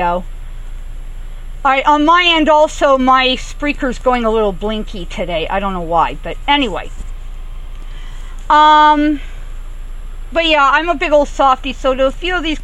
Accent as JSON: {"language": "English", "region": "Southern California", "country": "United States", "tie": "born or raised there", "said": "I grew up in Southern California around the old movie ranches and the old movie sets"}